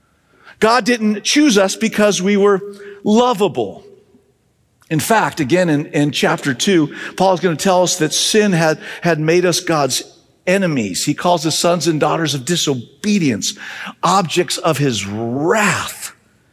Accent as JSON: {"language": "English", "region": "Southern California", "country": "United States", "tie": "born or raised there", "said": "As a high schooler, growing up in Southern California in a non-religious home"}